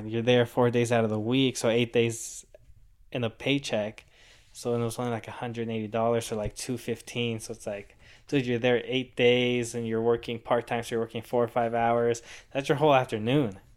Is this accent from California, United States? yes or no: yes; Rancho Santa Margarita, California, United States; also born or lived in Mexico; I grew up in Rancho Santa Margarita